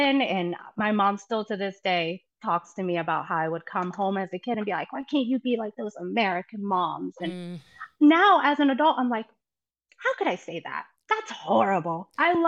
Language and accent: English; Buenos Aires, Argentina; now in Ohio, United States; Well, I am currently in Ohio, but I moved here from Buenos Aires, Argentina, about, 21 years ago. It was 2001, so 22 years ago.